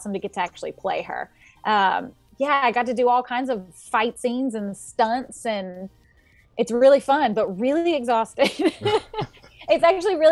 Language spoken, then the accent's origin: English; Jonesboro, Arkansas, United States; I'm from Jonesboro, Arkansas, which is in the northeast of the state